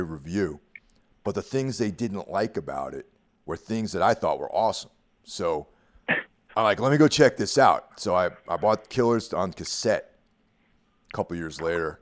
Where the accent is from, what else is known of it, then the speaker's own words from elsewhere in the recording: Carmel, New York, United States; moved away; back in my hometown of Carmel, New York